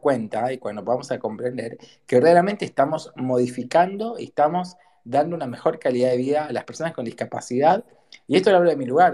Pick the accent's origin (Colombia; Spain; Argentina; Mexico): Argentina; como argentino